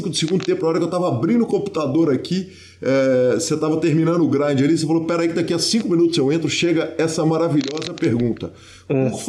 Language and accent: Portuguese; São José do Rio Preto, São Paulo, Brazil; now in São Paulo, Brazil; eu moro em São Paulo, mas sou de São José do Rio Preto, interior de São Paulo